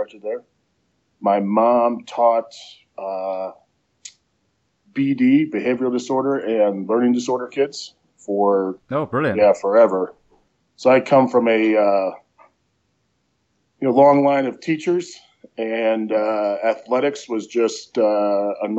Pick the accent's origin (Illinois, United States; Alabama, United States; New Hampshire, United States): Illinois, United States; Prospect Heights; moved away as an adult; also born or lived in Colorado / Arizona / Lexington, Kentucky; now in Ohio, United States; I was born in Arlington Heights, Illinois, which is just outside of Chicago, and I grew up in Prospect Heights, which is right next to Arlington Heights